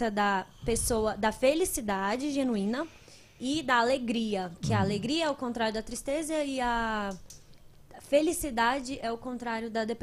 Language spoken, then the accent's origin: Portuguese; Guará, Federal District, Brazil; sou do Guará.